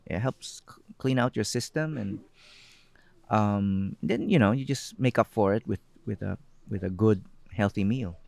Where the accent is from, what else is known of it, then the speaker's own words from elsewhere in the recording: Philippines; also born or lived in United States; I became very aware of my identity as a Filipino, as a brown-skinned person.